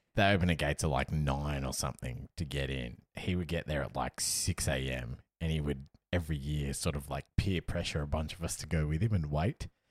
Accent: Perth, Western Australia, Australia; now in Melbourne, Australia; I live in Melbourne, I'm from Perth

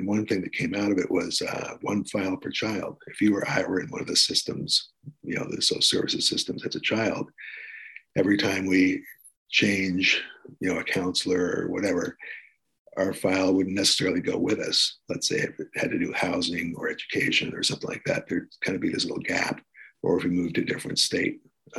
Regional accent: Washington, District of Columbia, United States; born there; I was born in Washington, D.C., so I felt pretty comfortable there.

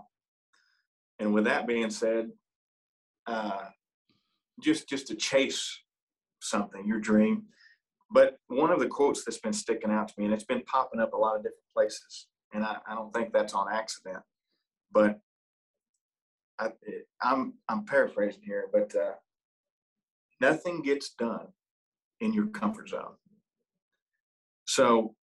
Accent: Ohio, United States; moved away; my home state in Columbus and Cincinnati

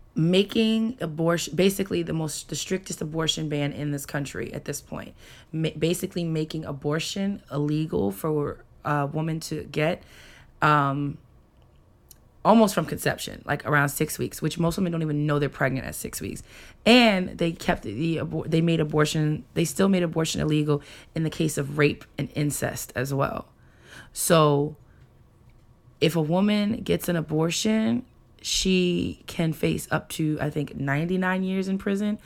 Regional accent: New York, United States; moved away; I am from New York

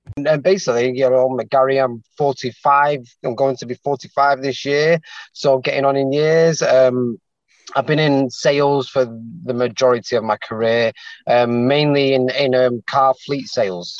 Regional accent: Manchester, North West England, United Kingdom; moved away as an adult; now in London, United Kingdom; born and bred in Manchester, um, but then I've moved down to London just over a year now to be with my partner

